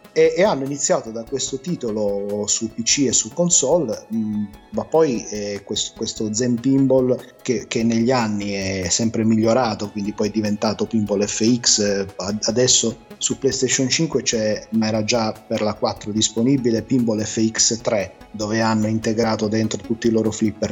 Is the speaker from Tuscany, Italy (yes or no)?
no; Genoa, Liguria, Italy; mia madre è genovese, io sono anche nato a Genova